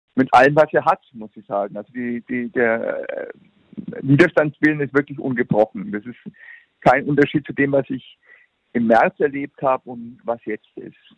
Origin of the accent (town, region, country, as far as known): Germany